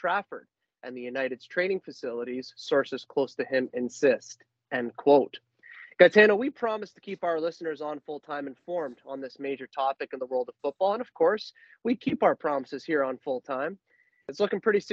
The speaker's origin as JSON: {"language": "English", "country": "Canada", "said": "we're Canadian and we support Canada Soccer"}